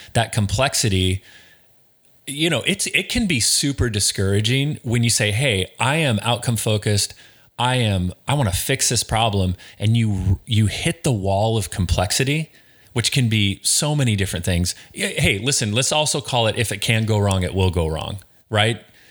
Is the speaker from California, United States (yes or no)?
no; Snohomish, Washington, United States; I am, I am from Snohomish